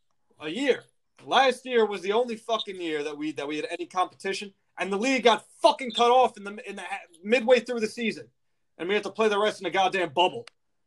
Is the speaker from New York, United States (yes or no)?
yes; New York City, New York, United States; born or raised there